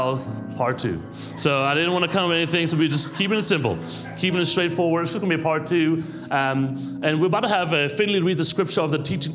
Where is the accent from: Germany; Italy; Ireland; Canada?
Germany; moved away as an adult; also born or lived in New York City; now in United States; I'm born and raised in Germany